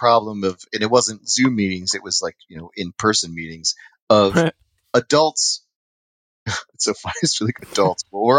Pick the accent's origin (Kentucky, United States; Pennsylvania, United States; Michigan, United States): Pennsylvania, United States; Downingtown; also born or lived in West Chester, Pennsylvania / Yucca Valley, California / Joshua Tree, California; back and forth between, Yucca Valley and Joshua Tree and Downingtown for a bit. But, essentially, man, born and raised Westchester and Downingtown.